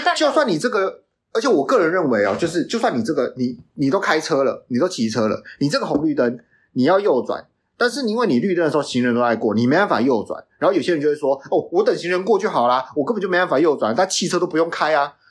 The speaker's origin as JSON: {"language": "Chinese", "country": "Taiwan", "also_born_or_lived": "Canada", "said": "我们台湾人"}